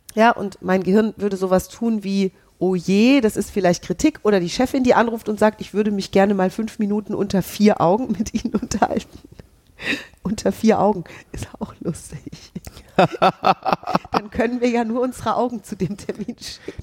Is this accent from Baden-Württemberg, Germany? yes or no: no; Hesse, Germany; ich bin ja Hessin.